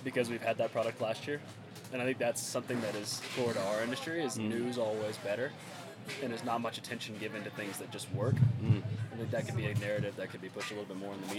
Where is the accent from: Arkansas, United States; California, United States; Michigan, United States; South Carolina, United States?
Arkansas, United States; Bentonville; I'm from Bentonville, Arkansas